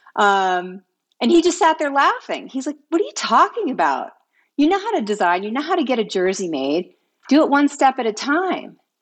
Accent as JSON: {"language": "English", "region": "East Coast", "country": "United States", "tie": "born or raised there", "also_born_or_lived": "Vermont", "moved": "as an adult", "lives_now": "California, United States", "said": "growing up, I was raised on the East Coast."}